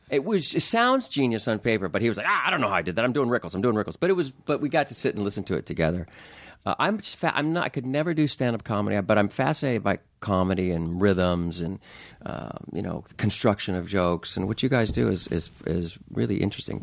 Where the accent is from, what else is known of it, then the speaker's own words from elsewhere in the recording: Anaheim, California, United States; I grew up right near Disneyland in, in, in Anaheim. I grew up in Orange County